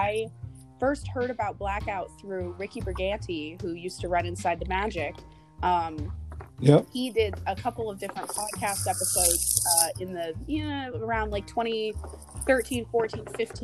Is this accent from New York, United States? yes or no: no; Central Florida, United States; moved away as an adult; now in Pennsylvania, United States; growing up in Central Florida, like, everybody is at least theme park aware to some degree